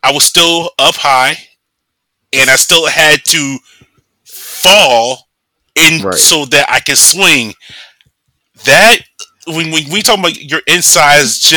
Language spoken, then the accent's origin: English; United States; also born or lived in Atlanta, Georgia; I'm the only one there that's Black and American, born and raised in America